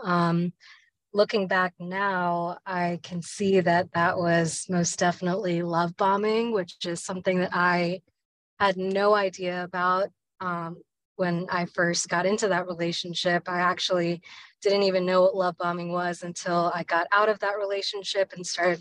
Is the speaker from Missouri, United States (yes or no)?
no; Richmond, Virginia, United States; I was born and raised in Richmond, Virginia.